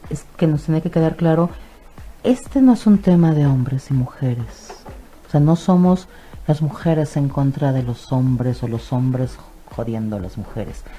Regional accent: Mexico; a nosotros como cultura mexicana

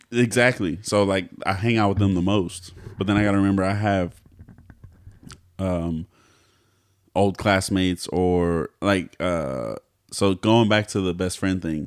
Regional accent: Texas, United States; I'm not from here. Like, I'm from Texas

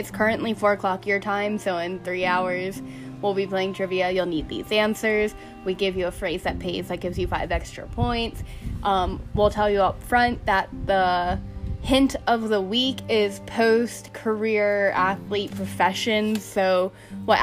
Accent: United States; as an American citizen

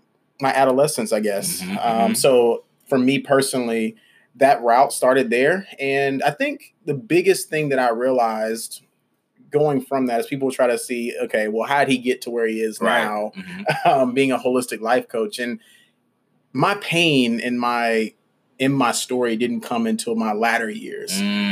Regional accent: Birmingham, Alabama, United States; also born or lived in Atlanta; my story began in Birmingham, Alabama. That's where I'm from.

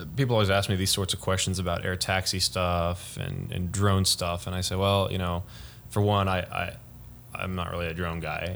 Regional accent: Frisco, Texas, United States; I'm from uh, Frisco, Texas. Used to be a small town, but no longer is.

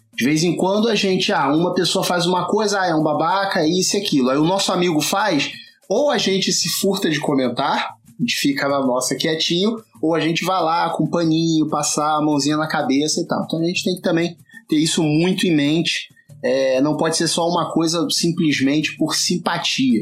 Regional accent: Rio de Janeiro, Brazil; accent: carioca; é o sotaque carioca

